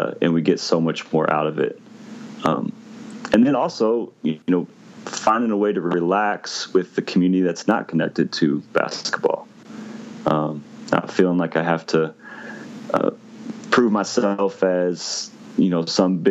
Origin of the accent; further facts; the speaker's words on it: Missouri, United States; also born or lived in Indiana; I grew up in the Midwest in Missouri, went to school in Indiana